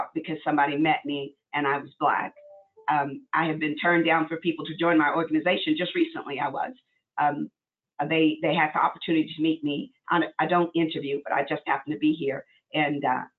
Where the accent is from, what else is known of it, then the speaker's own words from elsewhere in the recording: Arkansas, United States; I'm from Arkansas, so I mean, very racist kind of place we grew up